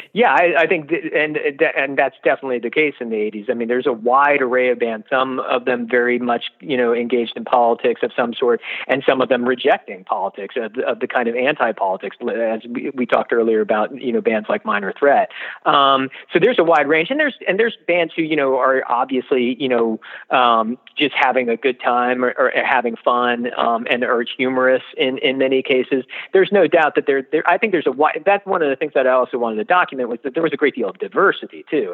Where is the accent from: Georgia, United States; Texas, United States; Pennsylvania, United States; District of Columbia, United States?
District of Columbia, United States; Washington; I grew up in the Washington D.C. area during the '80s